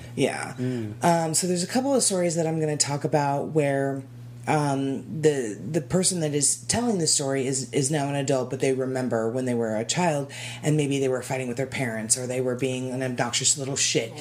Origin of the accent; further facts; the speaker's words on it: Arizona, United States; born and raised in Arizona